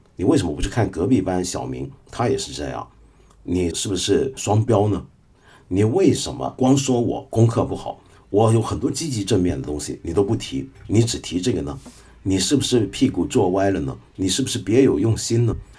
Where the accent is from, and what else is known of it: China